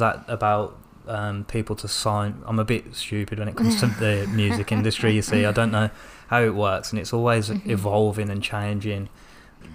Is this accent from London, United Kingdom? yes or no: no; Birmingham, West Midlands, United Kingdom; accent: strong Birmingham; I've got a strong Birmingham accent as well.